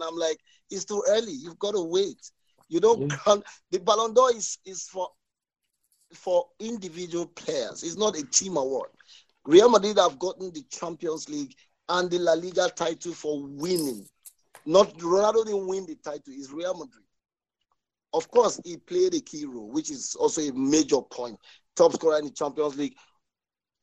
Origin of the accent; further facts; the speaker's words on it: Nigeria; I'm a Christian, I'm Nigerian